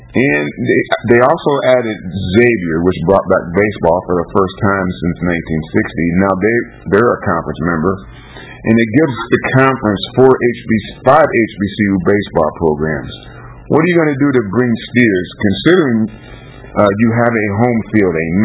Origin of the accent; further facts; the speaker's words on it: Illinois, United States; I'm from Illinois